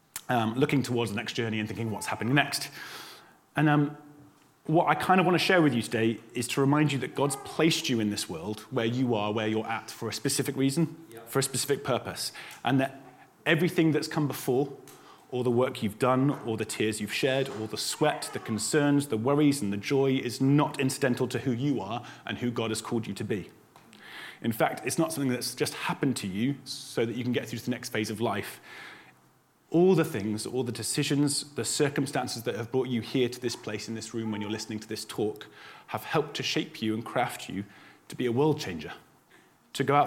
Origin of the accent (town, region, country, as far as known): United Kingdom